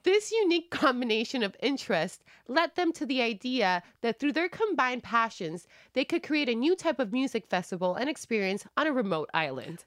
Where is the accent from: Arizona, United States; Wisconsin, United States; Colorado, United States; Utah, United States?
Wisconsin, United States; I'm white from Wisconsin